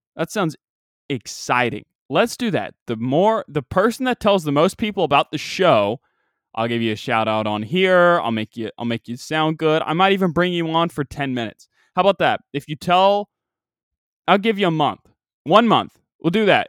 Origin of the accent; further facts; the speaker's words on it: United States; I'm from a southern-ish state. We're at the gate of the Bible Belt.